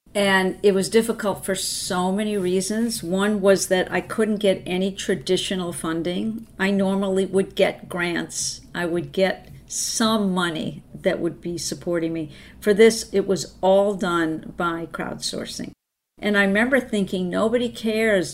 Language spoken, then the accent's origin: English; Boston, Massachusetts, United States; moved away; also born or lived in Santa Fe; I was from Boston, and that's the medical mecca